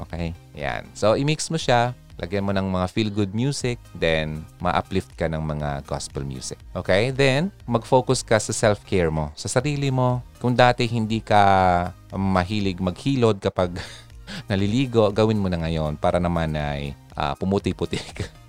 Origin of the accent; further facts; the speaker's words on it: Philippines; bilang Pilipino